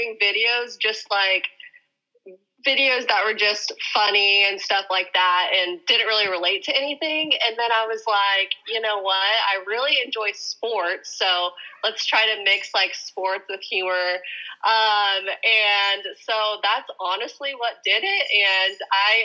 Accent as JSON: {"language": "English", "region": "Kansas", "country": "United States", "also_born_or_lived": "Nebraska", "moved": "yes", "lives_now": "Oregon, United States", "said": "I am originally from Kansas, then I moved to Nebraska."}